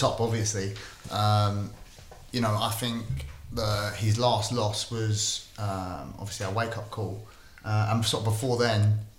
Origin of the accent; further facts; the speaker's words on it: Windsor, South East England, United Kingdom; But growing up in Windsor and stuff, like that, it's not as rough area